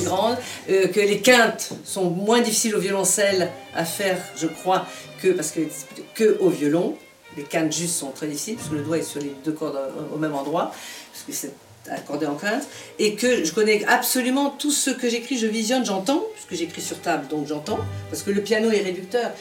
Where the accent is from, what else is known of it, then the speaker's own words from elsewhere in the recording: Casablanca, Casablanca-Settat, Morocco; je suis née au Maroc, à Casablanca